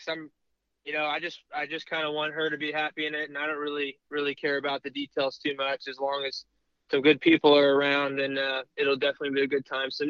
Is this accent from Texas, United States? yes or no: yes; Houston, Texas, United States; I'm from Houston